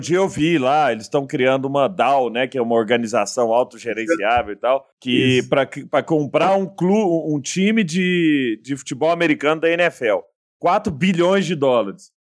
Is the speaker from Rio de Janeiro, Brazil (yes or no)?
no; Araguari, Minas Gerais, Brazil; lá em Araguari, na minha terra natal